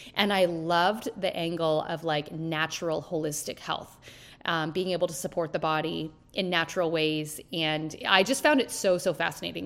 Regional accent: small hometown in Ontario, Canada; also born or lived in Timmins / Toronto; we were both from the same small hometown

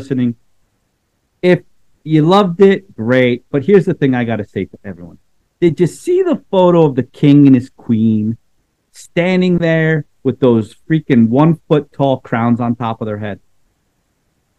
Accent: United States; I'm an American

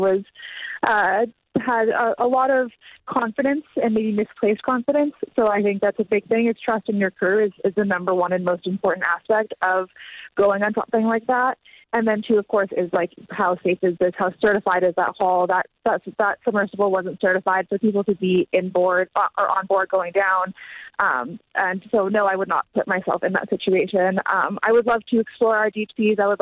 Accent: Hawaii, United States; I grew up in Hawaii

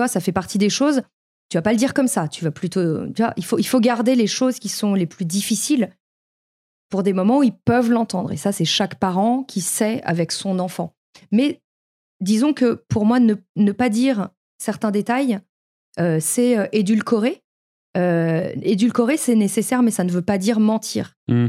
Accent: Paris, Île-de-France, France; moved away; j'ai vécu à Paris, j'ai grandi à Paris

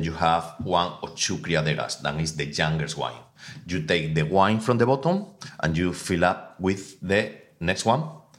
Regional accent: Extremadura, Spain; English is a second language; now in London, United Kingdom; I'm from Extremadura. It's like 2.5 hours from Seville up, my village.

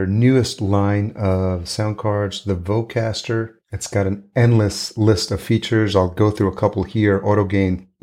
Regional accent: New York, United States; also born or lived in Los Angeles / Atlanta; now in Minneapolis, United States; I grew up in New York

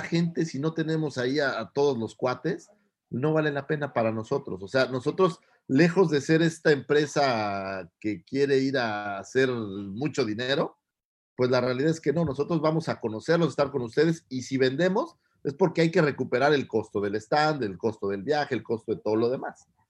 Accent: Naucalpan, State of Mexico, Mexico; Soy un chilango, como buen chilango

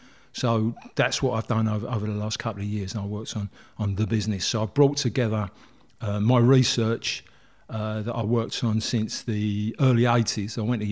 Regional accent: Plaistow, London, United Kingdom; born there; Yeah, I was born in Plaistow, which is West Ham, East London. And I was born in the early 50s, 1951 I was born

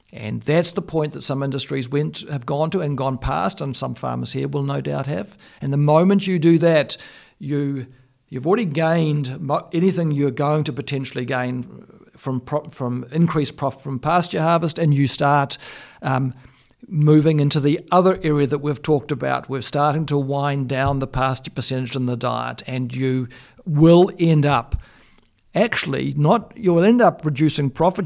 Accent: Australia; I come from Australia

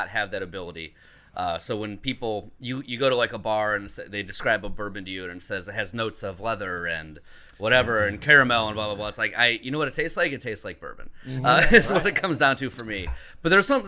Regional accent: Cleveland, Ohio, United States; also born or lived in Toledo; I'm originally from the Cleveland area, so the west side of Cleveland

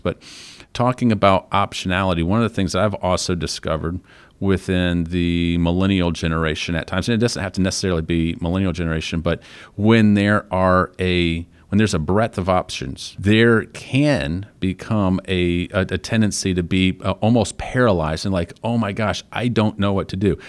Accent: Flint, Michigan, United States; moved away; I was from Flint, Michigan

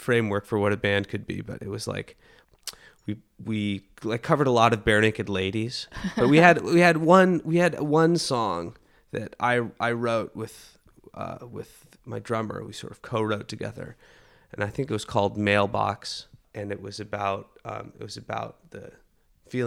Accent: Portland, Oregon, United States; I'm from Portland, Oregon

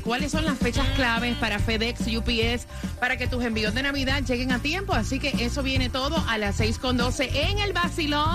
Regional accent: Puerto Rico; moved away as an adult; also born or lived in Orlando; viajamos y salimos de Puerto Rico

